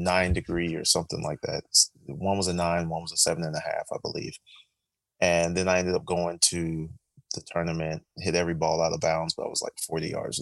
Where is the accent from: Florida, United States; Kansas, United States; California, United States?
Florida, United States; Orlando; also born or lived in Tallahassee; I'm from Orlando